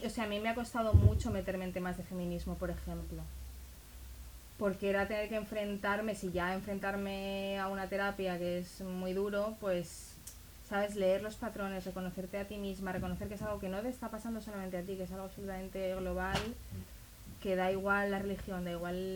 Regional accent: Israel; moved away; yo cuando salí de Israel yo no lo, no lo decidí yo. Digamos que mi familia decidió por mí, muy bien decidido, evidentemente es lo que tenía que pasar, pero yo no estaba convencida.

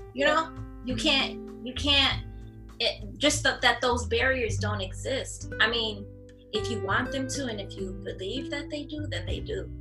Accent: Flint, Michigan, United States; now in Atlanta, United States; born and raised in Flint, Michigan. Uh, we live in Atlanta now

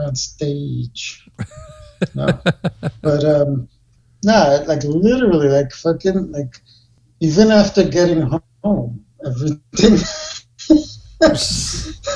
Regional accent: United States; I'm American

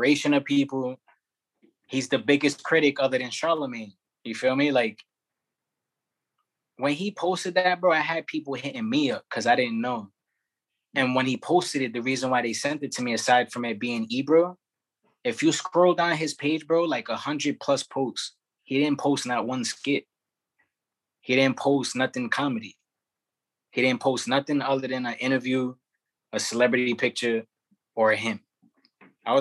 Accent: New York City, New York, United States; also born or lived in Bushwick, Brooklyn; I'm from Brownsville originally, and then I'll say like around 12 to like mid-20s, I was in Bushwick

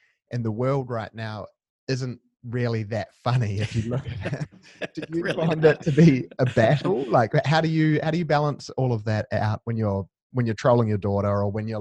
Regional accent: New Zealand; now in Perth, Australia; I'm in Australia, but I'm from New Zealand

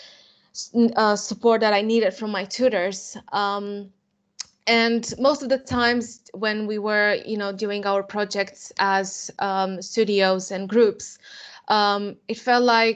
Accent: Romania; moved away as an adult; now in England; I am from Romania, and I came to England to study undergraduate program in architecture at the Bartlett School of Architecture, UCL, in 2015

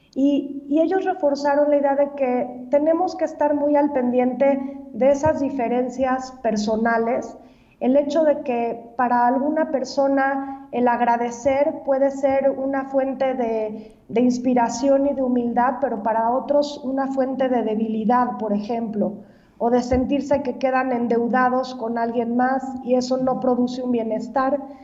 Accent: Mexico; nosotros viéramos como mexicanos

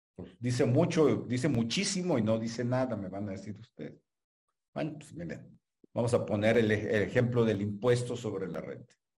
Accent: Mexico; also born or lived in Hermosillo, Sonora; somos nacionales mexicanos, tenemos nacionalidad mexicana

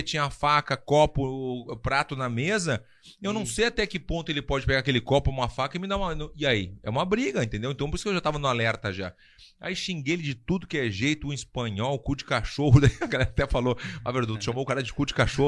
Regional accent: Brazil; moved away; also born or lived in Spain / United States; como brasileiro

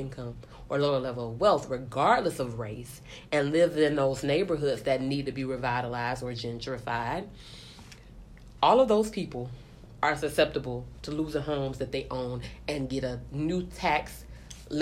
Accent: Tallahassee, Florida, United States; I'm from Tallahassee, Florida.

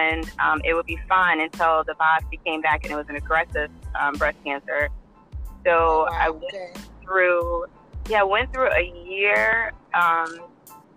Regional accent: Nottoway County, Virginia, United States; I'm from Nottoway County, born and raised.

